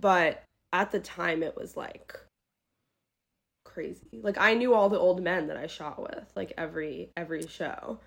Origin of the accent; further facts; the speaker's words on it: New York City, New York, United States; I grew up in New York City